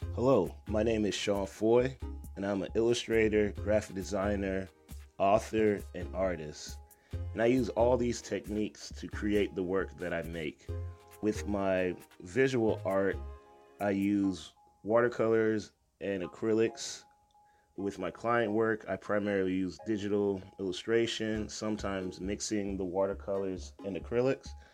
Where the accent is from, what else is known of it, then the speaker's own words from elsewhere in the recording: U.S. Virgin Islands; now in United States; I'm originally from Saint Croix, and I started young there. And then when I moved to the States